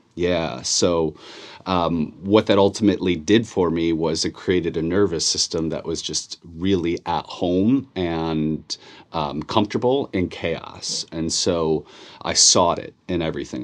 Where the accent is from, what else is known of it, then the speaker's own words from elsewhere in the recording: Chicago, Illinois, United States; born and raised in Chicago